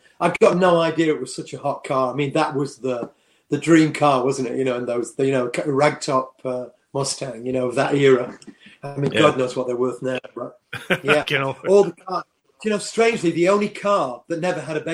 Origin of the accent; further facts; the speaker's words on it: Worksop, East Midlands, United Kingdom; I'm from Worksop, a mining town. I left school at 15